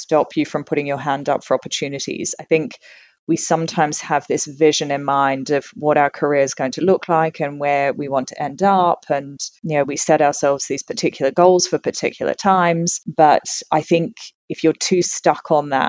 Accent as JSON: {"language": "English", "region": "Tasmania", "country": "Australia", "tie": "born or raised there", "also_born_or_lived": "London, United Kingdom", "moved": "as an adult", "lives_now": "Sydney, Australia", "said": "So I was born and raised in Tasmania. And I got on a plane and left when I was 18"}